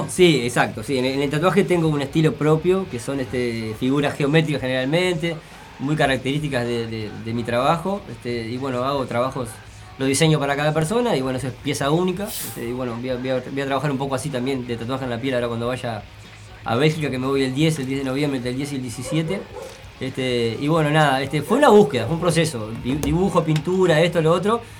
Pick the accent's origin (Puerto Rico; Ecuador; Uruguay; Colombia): Uruguay; Montevideo; nací en 1975 en el Cerro Montevideo.